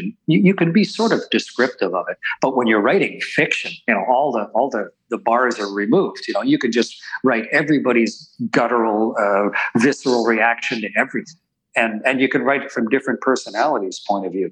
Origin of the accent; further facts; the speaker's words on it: Canada; as a Canadian astronaut